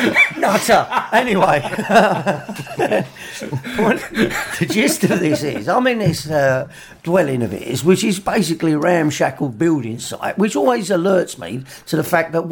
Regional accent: England, United Kingdom; We're English and proud of it.

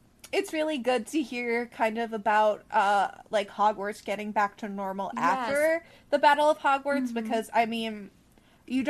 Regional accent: New York, United States; I grew up in New York

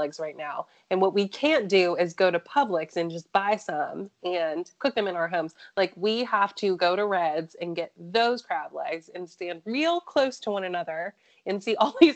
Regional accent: Charleston, South Carolina, United States; moved away as an adult; I'm from Charleston

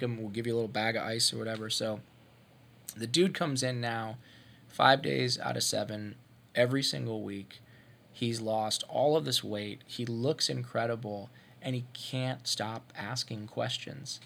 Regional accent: Ohio, United States; moved away; I'm from Ohio. I grew up in Ohio

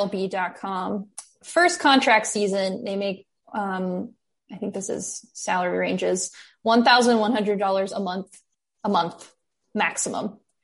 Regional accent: United States; It's true. I am an American

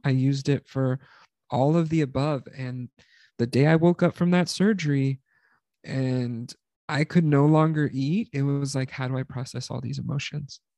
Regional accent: South Texas, United States; we grew up in South Texas

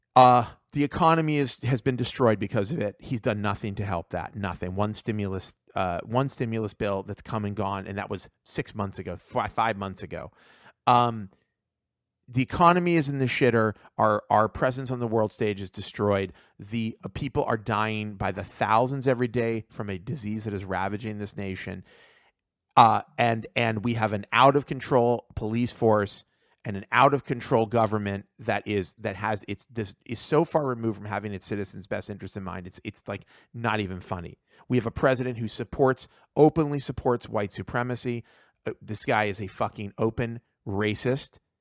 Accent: United States; I was born in America. I'm, like, second generation in America

